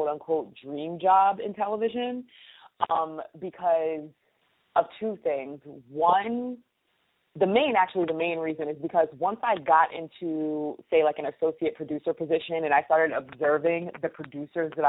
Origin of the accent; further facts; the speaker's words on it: Poughkeepsie, New York, United States; moved away as an adult; also born or lived in New Rochelle, New York / Paris, France / Chiang Mai, Thailand / Niigata, Japan; now in Bronx, New York, United States; growing up in Poughkeepsie, I went there literally from elementary school all the way through graduating high school